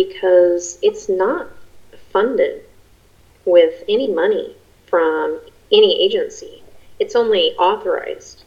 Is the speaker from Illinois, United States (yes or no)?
no; Colorado Springs, Colorado, United States; I grew up in Colorado Springs, Colorado